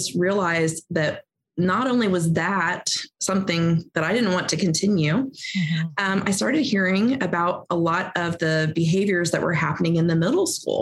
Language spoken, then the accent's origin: English; Ohio, United States; now in Indiana, United States; we are both from Ohio, even though we've now lived in Indiana, since 1998. But we are Ohio people born and bred